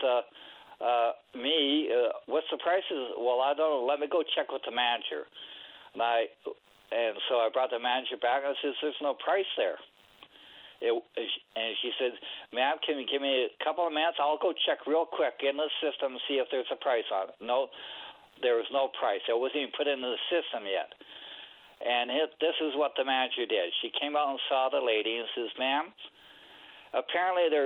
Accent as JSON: {"language": "English", "town": "Calgary", "region": "Alberta", "country": "Canada", "moved": "yes", "said": "I'm from Calgary"}